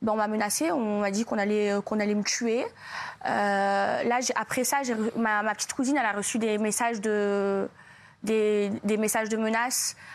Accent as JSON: {"language": "French", "country": "France", "also_born_or_lived": "Marseille", "moved": "yes", "said": "j'aime la France, c'est mon pays"}